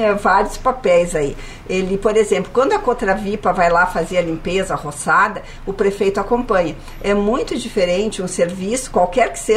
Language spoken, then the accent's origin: Portuguese; Caxias do Sul, Rio Grande do Sul, Brazil; now in Porto Alegre, Brazil; Eu sou de Caxias, né? Então eu sempre digo que eu sou uma porto-alegrense de Caxias